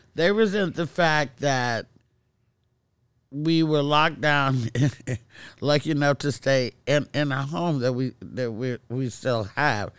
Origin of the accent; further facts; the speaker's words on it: Castro Valley, California, United States; also born or lived in Oakland; moved out of Oakland to Castro Valley